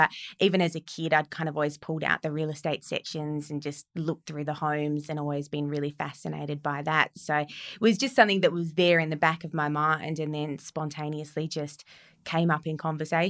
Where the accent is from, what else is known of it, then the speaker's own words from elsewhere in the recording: Bruny Island, Tasmania, Australia; for my early childhood years, I grew up on Bruny Island, which is in the very southern end of Tasmania.